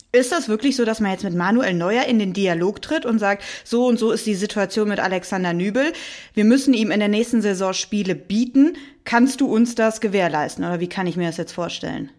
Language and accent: German; Cologne, North Rhine-Westphalia, Germany; für mich als gebürtige Kölnerin